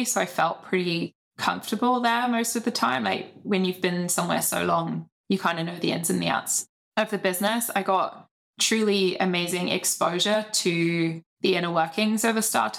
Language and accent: English; United Kingdom; being British